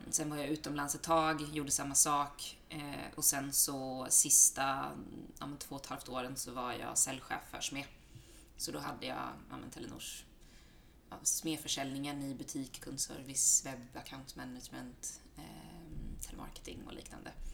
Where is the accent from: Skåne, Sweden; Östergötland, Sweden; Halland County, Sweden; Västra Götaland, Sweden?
Halland County, Sweden; Halmstad; moved away as an adult; now in Stockholm, Sweden; jag är från Halmstad från början. Eh, bott i Stockholm drygt tio år.